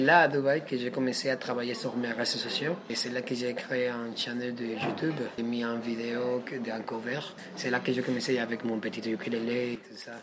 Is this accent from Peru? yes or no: yes; Lima, Peru; French is a second language; moved away as an adult; also born or lived in Brazil; now in Paris, France; je suis péruvien, je viens de la capitale de Pérou, Lima